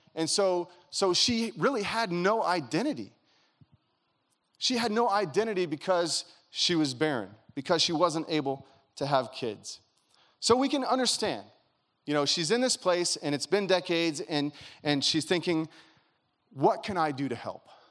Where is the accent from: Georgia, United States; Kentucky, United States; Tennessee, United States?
Kentucky, United States; now in California, United States; I grew up in Kentucky